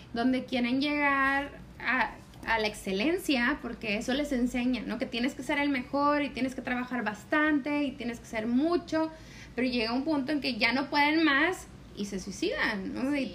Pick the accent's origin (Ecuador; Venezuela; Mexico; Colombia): Mexico; somos mexicanas